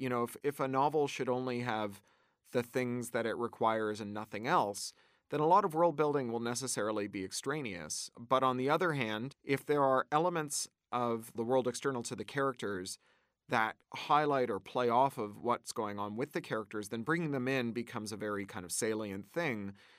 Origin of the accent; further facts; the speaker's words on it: Canada; moved away as an adult; also born or lived in United Kingdom; I grew up in Canada, which has a robust arts funding, uh, regime